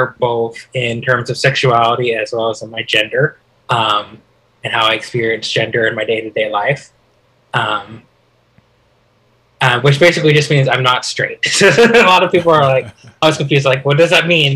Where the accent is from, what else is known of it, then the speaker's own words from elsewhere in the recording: Highland, Utah, United States; moved away; I'm originally from Highland, Utah. I lived there for half my life.